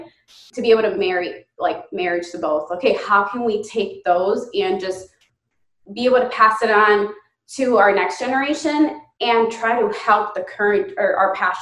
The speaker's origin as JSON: {"language": "English", "country": "United States", "tie": "born or raised there", "said": "growing up in the United States"}